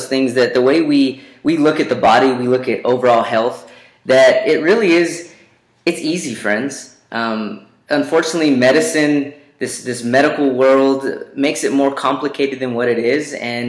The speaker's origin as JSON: {"language": "English", "town": "Roswell", "region": "New Mexico", "country": "United States", "tie": "born or raised there", "lives_now": "Albuquerque, United States", "said": "All the way here in Albuquerque, came from Roswell."}